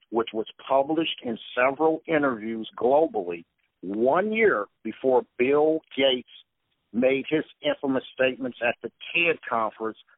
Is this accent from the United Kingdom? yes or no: no; Toronto, Ontario, Canada; also born or lived in Detroit, United States; Well, I was raised in Toronto, Canada, and Detroit, Michigan, which are two cities that are exactly opposites.